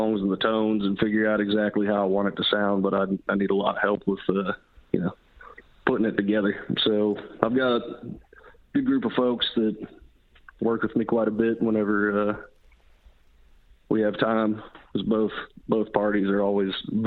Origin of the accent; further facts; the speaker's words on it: western North Carolina, United States; moved away as an adult; now in Nashville, United States; I grew up in North Carolina, up in the western part, up in the mountains